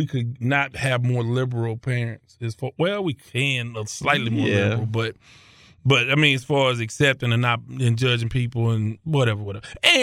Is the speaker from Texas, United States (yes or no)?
yes; Houston, Texas, United States; I came from South Park